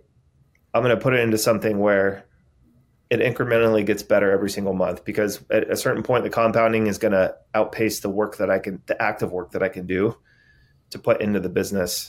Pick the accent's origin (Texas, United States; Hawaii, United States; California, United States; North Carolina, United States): California, United States; San Diego; I grew up in San Diego